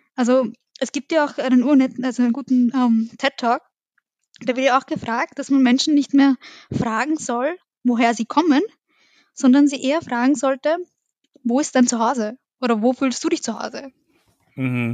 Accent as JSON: {"language": "German", "region": "Vienna", "country": "Austria", "tie": "born or raised there", "said": "wir sind alle in Wien aufgewachsen. Im 11. in der Wohnung bin ich aufgewachsen"}